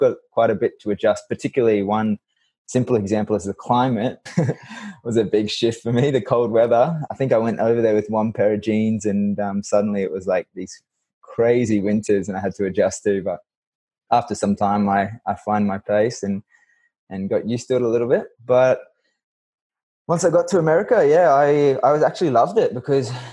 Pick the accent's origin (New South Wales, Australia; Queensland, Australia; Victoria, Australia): Queensland, Australia; Far North; moved away as an adult; also born or lived in Milwaukee, Wisconsin; I grew up in Far North Queensland, which is a really tropical pocket of Australia